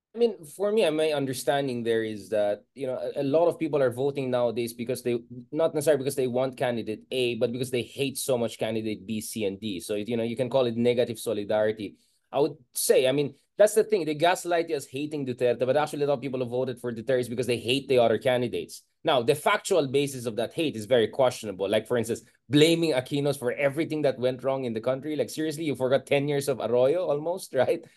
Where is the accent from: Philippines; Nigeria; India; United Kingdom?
Philippines; Baguio, Cordillera Administrative Region; I come from, you know, the north. I was born in Baguio, literally Marcos Highway almost